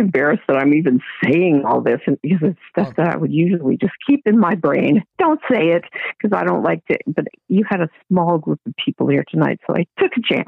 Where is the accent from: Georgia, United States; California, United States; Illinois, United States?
California, United States; Oakland; I'm from the Oakland area